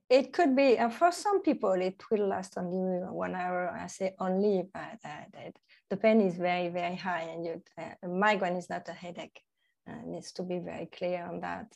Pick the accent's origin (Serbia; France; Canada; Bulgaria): France; Normandy; English is a second language; moved away as an adult; now in Thailand; I'm from Normandy in, uh, in France, which is not a very hot part of France.